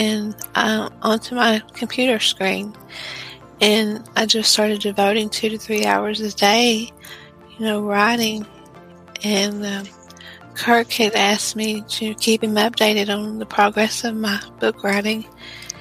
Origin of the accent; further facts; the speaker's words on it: Texas, United States; I'm from Texas in the United States